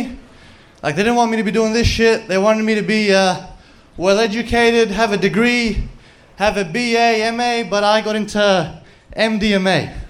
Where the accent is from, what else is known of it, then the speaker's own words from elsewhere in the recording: Australia; You guys can probably tell I'm not from here. I'm an Australian. But my parents, they were Indian